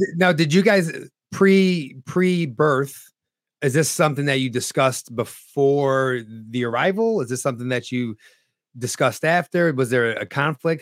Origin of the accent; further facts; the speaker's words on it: northeastern Pennsylvania, United States; also born or lived in Harlem, New York City, New York; later on in life, around nine years old, we moved to upstate New York. And it's actually not even upstate New York, it's northeastern Pennsylvania